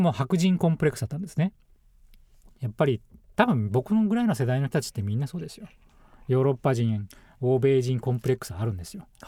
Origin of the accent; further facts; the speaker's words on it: Ibaraki, Japan; moved away; 僕の場合は茨城県と田舎に生まれてるんですけど